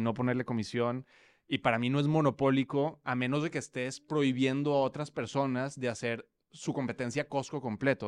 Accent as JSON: {"language": "Spanish", "town": "Monterrey", "region": "Nuevo León", "country": "Mexico", "also_born_or_lived": "Mexico City / United States / Europe", "accent": "regio", "moved": "as an adult", "said": "creo que tampoco el acento se pegó ni nada, entonces seguimos siendo regios por ahora"}